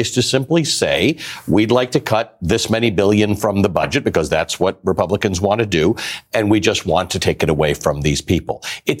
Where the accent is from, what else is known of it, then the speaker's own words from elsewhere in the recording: Canada; I'm a Canadian